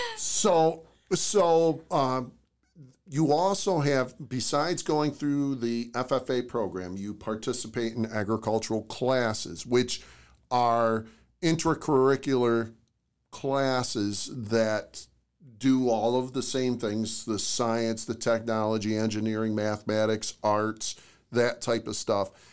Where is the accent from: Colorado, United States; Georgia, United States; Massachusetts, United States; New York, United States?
New York, United States; Oswego; moved away as an adult; also born or lived in Jefferson County, New York; I grew up in Oswego, New York